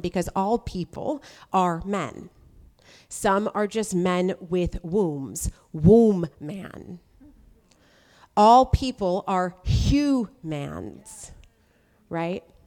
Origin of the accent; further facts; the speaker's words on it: United States; now I'm American